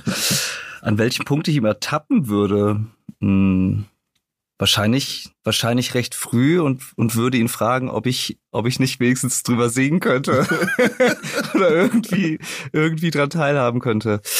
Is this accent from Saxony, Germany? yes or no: no; Rösrath, North Rhine-Westphalia, Germany; TV Hoffnungstal, der Verein meiner Jugend aus meiner Heimatstadt